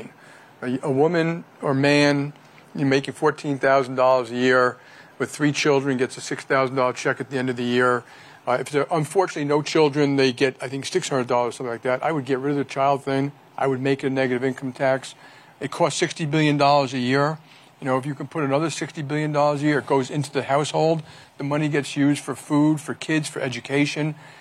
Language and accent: English; New York, United States; I'm a New Yorker